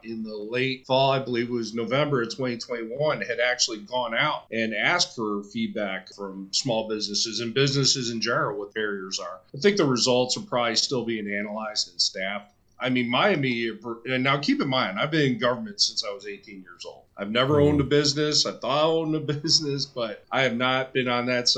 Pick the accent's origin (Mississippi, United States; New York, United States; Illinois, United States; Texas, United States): Illinois, United States; Calumet City; moved away; also born or lived in Jacksonville, North Carolina; I grew up in Calumet City, Illinois